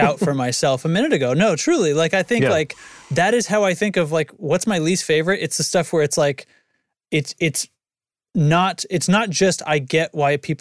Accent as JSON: {"language": "English", "region": "New Hampshire", "country": "United States", "moved": "yes", "said": "I'm from New Hampshire, but I'm not there"}